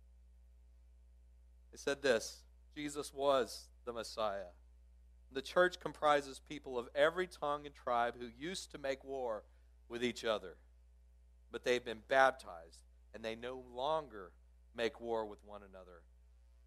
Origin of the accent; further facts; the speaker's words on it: Midland, Texas, United States; I grew up out in Midland, Texas